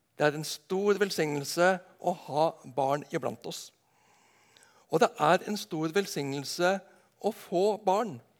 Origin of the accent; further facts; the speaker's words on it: Nedenes, Agder, Norway; hjemme på Nednes